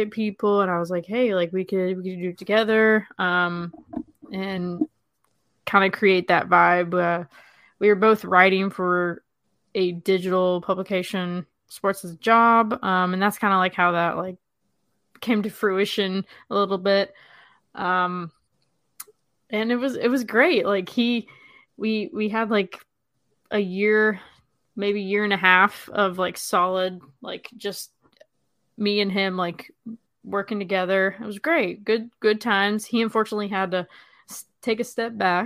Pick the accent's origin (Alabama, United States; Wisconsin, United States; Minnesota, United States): Alabama, United States; Birmingham; also born or lived in Vancouver, Canada; now in Atlanta, United States; I'm originally from Birmingham, Alabama.